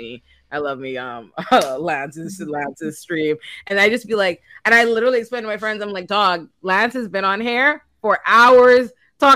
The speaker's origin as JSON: {"language": "English", "country": "Bahamas", "said": "My home country is the Bahamas"}